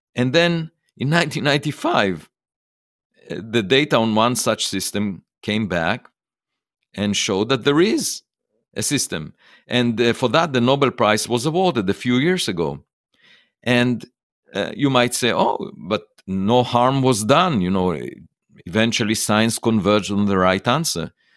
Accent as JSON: {"language": "English", "country": "Israel", "tie": "born or raised there", "moved": "yes", "said": "I was born in Israel"}